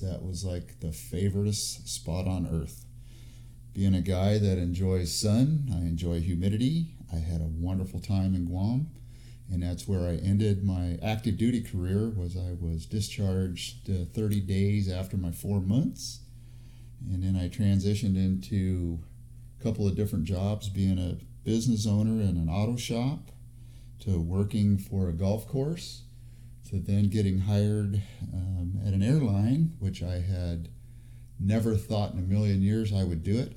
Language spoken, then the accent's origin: English; El Centro, California, United States; now in Fresno, United States; I was born in Southern California, a little town called El Centro, which is southeast of San Diego